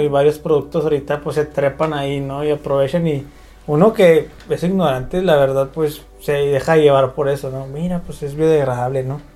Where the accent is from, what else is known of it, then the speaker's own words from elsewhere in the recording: Ciudad Juárez, Chihuahua, Mexico; somos de Ciudad Juárez, estamos en Chihuahua